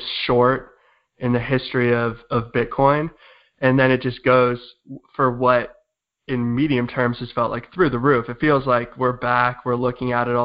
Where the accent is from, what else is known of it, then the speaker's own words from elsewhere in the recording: San Diego, California, United States; moved away as an adult; also born or lived in Providence, Rhode Island; San Diego, California